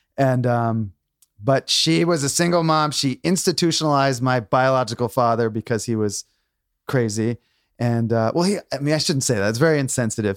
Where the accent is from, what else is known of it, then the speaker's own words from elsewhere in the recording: New London, Connecticut, United States; moved away as an adult; also born or lived in Maine; I grew up in Connecticut